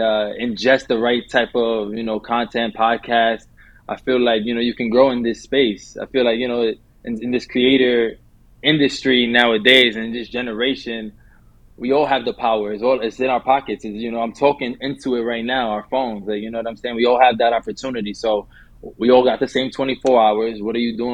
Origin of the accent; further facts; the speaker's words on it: New York City, New York, United States; I'm born and raised in New York, from the Bronx. Lived in the heart of the city by Times Square since I was 11.